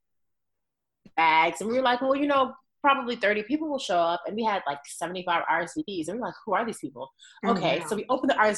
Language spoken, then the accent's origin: English; New York City, New York, United States; moved away as an adult; now in Charlotte, United States; I'm from New York. I'm from Queens